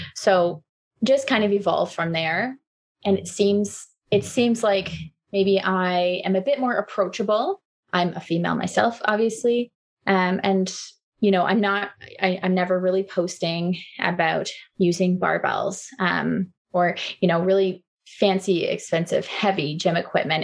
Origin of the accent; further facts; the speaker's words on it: Waterloo, Ontario, Canada; moved away as an adult; also born or lived in Halifax, Nova Scotia; I grew up in Waterloo. I moved out east for school and, and kind of stayed there after school.